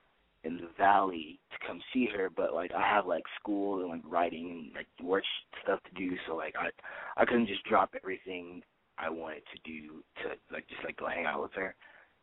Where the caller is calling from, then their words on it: Studio City, California, United States; 19 Studio City.